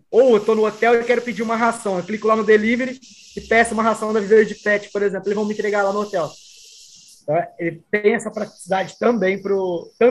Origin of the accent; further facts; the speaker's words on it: Ribeirão Preto, São Paulo, Brazil; eu estou em Fortaleza, sou de Ribeirão Preto, então eu estou acostumado com as lojas que tem em Ribeirão Preto.